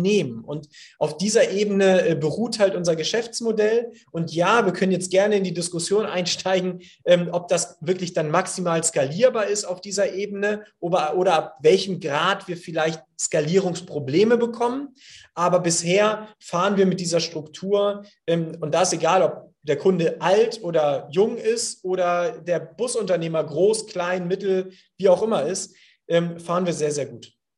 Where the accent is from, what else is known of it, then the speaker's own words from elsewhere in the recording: Hamburg, Germany; ich hier als Hamburger, äh, hanseatischer Kaufmann